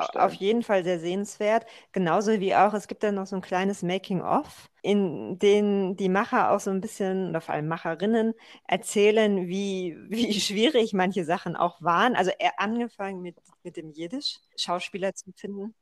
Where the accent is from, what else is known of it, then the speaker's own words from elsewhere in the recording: near Frankfurt, Hesse, Germany; moved away; also born or lived in Berlin; ich bin ja in der Nähe von Frankfurt aufgewachsen